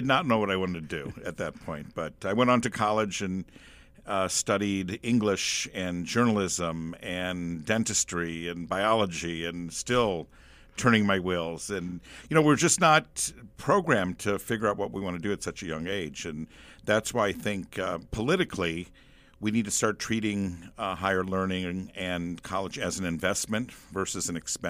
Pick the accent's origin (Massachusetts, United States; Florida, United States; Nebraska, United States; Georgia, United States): Nebraska, United States; David City; I am from David City, Nebraska, originally.